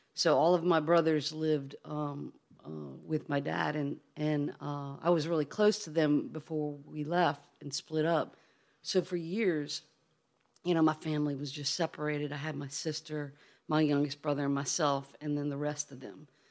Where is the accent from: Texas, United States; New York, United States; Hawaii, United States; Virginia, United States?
Virginia, United States; Charlottesville; also born or lived in Chesapeake Bay; we grew up on the Chesapeake Bay